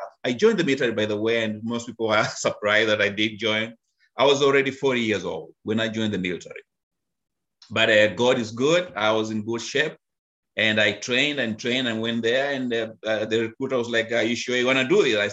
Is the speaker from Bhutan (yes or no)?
no; Kenya; moved away as an adult; now in United States; I was born and raised in Africa, Kenya.